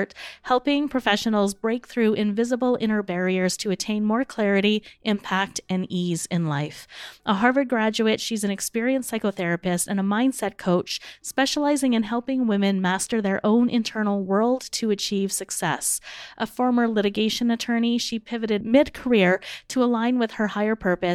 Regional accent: Spruce Grove, Alberta, Canada; I've decided to open up a chapter here in my hometown of Spruce Grove

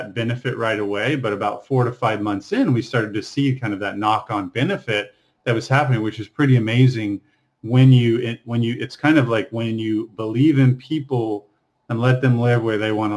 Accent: Texas, United States; So I grew up in Texas, 6,000-7,000 people

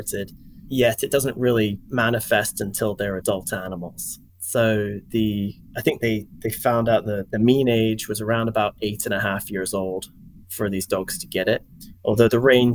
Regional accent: Scotland, United Kingdom; moved away as an adult; also born or lived in England / Wisconsin; now in Louisiana, United States; I grew up in Scotland, and I went to Edinburgh University

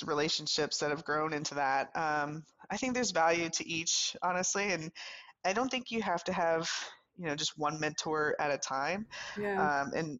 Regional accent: South Louisiana, United States; moved away as an adult; also born or lived in New York City / Virginia; I'm from the deep south. I'm from South Louisiana.

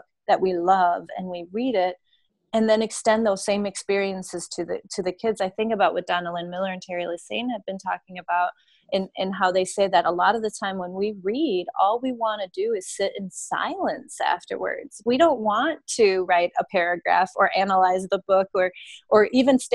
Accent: Denmark; now in United States; I grew up in Denmark, and in Denmark, our reading instruction was quite different than the one here in the U.S.

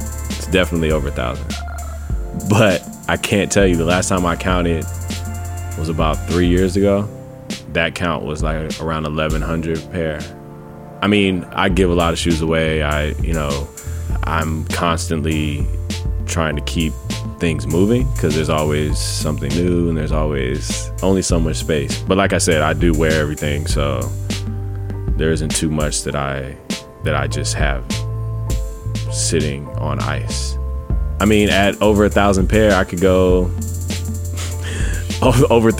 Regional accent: Los Angeles, California, United States; born and raised in Los Angeles, California.

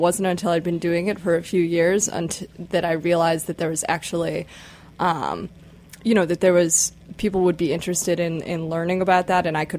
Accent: Chicago, Illinois, United States; I grew up in Chicago

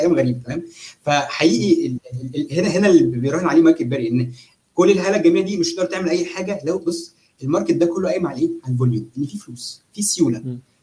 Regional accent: Egypt; احنا عندنا في مصر

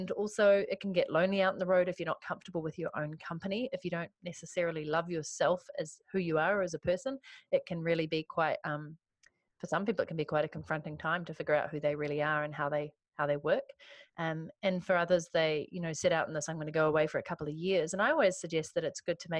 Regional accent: New Zealand; moved away as an adult; also born or lived in London / Vancouver; I moved from New Zealand to London for 2.5 years

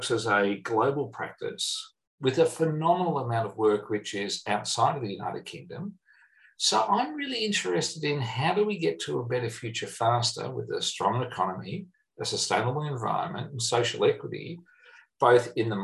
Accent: Australia; I'm an Australian

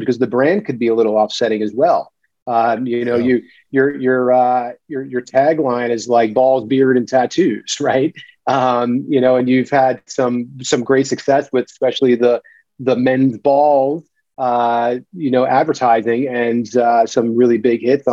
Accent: Clark, New Jersey, United States; moved away; also born or lived in New York City / Marina Del Rey, California; I'm a Jersey dude. I was born and raised in Clark, New Jersey, Union County

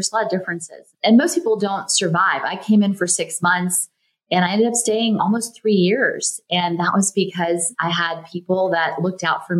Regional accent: the South, United States; For me, growing up in the South, I was a little bit of a wallflower. I felt a little invisible, maybe.

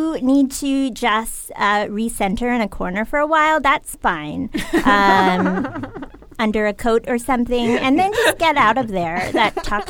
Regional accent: Connecticut, United States; I am from Connecticut

